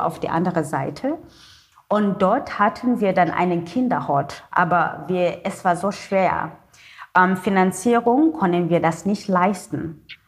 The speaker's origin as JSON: {"language": "German", "town": "Cape Town", "region": "Western Cape", "country": "South Africa", "also_born_or_lived": "Germany", "first_language": "Xhosa", "second_language": "German", "said": "Meine Muttersprache ist Kosa mit dem Klick"}